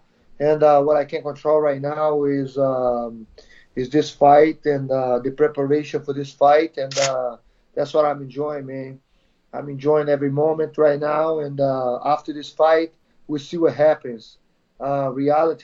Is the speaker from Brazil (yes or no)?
yes; Brazil; moved away as an adult; also born or lived in California; now in Connecticut, United States; Brazil, Sobralia, my hometown.